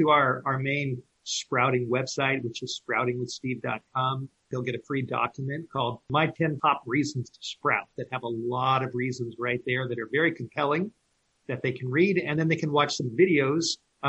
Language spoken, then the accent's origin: English; Los Angeles, California, United States; I grew up in the Hollywood Hills of Southern California.